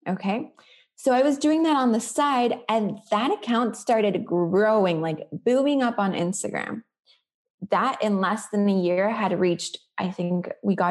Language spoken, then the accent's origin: English; Florida, United States; also born or lived in Colombia; I grew up in Florida